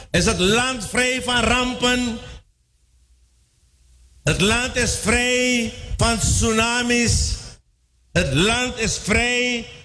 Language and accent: Dutch; Suriname